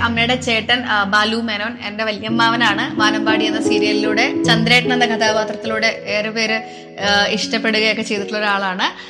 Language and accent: Malayalam; Ernakulam, Kerala, India; ഞാൻ ജനിച്ചതും പഠിച്ചതും വളർന്നതും ഒക്കെ എറണാകുളത്ത് തന്നെയാണ്